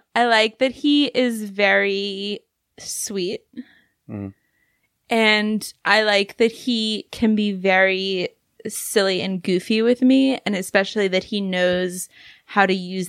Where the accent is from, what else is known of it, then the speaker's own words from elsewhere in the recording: London, United Kingdom; I grew up in big cities. I grew up in London, actually.